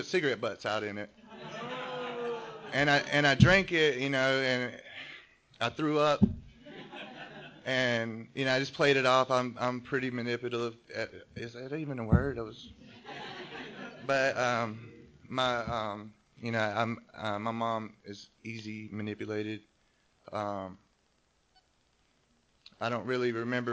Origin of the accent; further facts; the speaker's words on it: North Carolina, United States; now in California, United States; I grew up in the South, in North Carolina. Grew up in a trailer park.